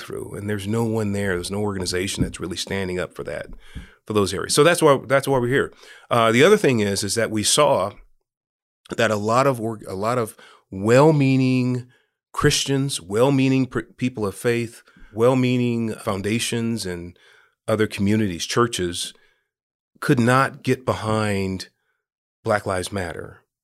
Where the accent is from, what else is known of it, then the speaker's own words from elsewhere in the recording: San Francisco, California, United States; now in Los Angeles, United States; I was raised in Hunters Point in San Francisco